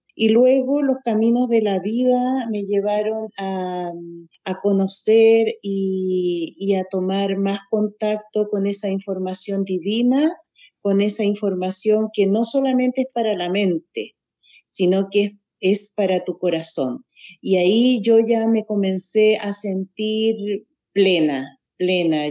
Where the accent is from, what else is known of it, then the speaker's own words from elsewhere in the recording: Santiago, Santiago Metropolitan Region, Chile; Nací en Santiago de Chile